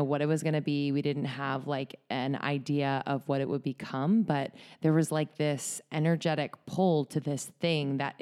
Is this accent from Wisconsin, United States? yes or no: no; Bucks County, north of Philadelphia, Pennsylvania, United States; moved away as an adult; also born or lived in New York; now in Los Angeles, United States; I'm from just north of Philadelphia